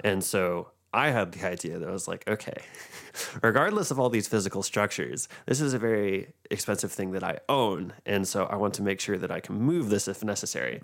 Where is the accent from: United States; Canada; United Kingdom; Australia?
United States; Franklin, Tennessee; growing up in Franklin